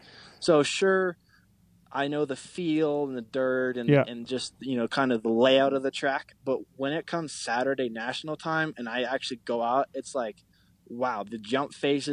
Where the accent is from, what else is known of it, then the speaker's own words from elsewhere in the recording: Alaska, United States; also born or lived in Texas; now in Colorado, United States; I'm from Alaska, so I enjoy being outdoors and, you know, out in the mountains and stuff